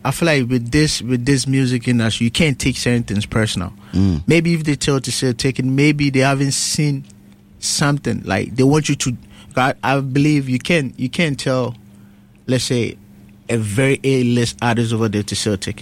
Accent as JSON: {"language": "English", "country": "Ghana", "tie": "born or raised there", "also_born_or_lived": "Kumasi", "moved": "yes", "lives_now": "New York City, United States", "said": "I was born in Ghana."}